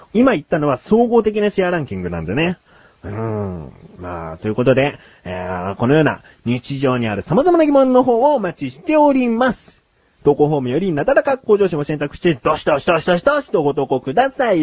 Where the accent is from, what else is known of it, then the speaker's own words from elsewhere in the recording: Kanto, Japan; 自分はね、小さい頃から関東に住んでる